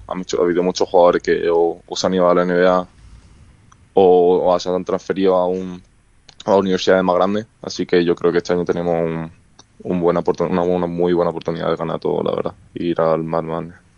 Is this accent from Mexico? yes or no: no; Málaga, Andalusia, Spain; now in United States; en mi, en mi ciudad de Málaga